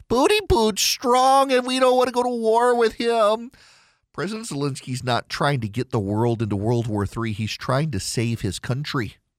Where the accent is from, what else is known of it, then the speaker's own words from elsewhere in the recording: Dubai, United Arab Emirates; When I grew up in Dubai, British comedy was a thing.